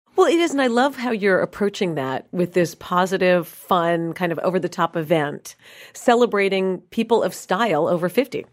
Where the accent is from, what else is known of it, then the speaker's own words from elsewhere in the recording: New York City, New York, United States; moved away as an adult; also born or lived in Los Angeles; now in Dallas, United States; I grew up in New York City